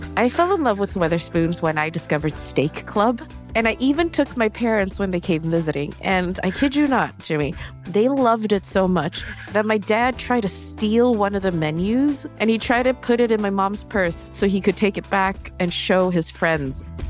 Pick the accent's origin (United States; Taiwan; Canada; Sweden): Sweden; I'm born and raised in Sweden